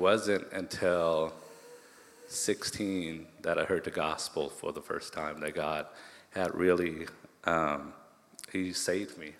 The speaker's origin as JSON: {"language": "English", "town": "Tacoma", "region": "Washington", "country": "United States", "tie": "born or raised there", "also_born_or_lived": "Cambodia / Thailand", "said": "growing up in Hilltop, Tacoma"}